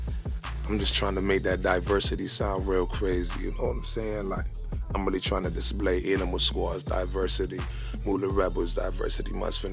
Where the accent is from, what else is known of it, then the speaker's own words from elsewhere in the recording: Jamaica; I'm Jamaican myself